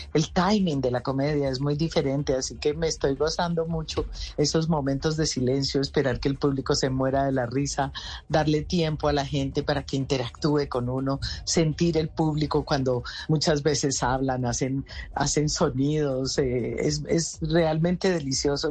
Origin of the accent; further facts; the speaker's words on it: Colombia; yo me tengo que volver a mi tierra, yo tengo que trabajar por mi Colombia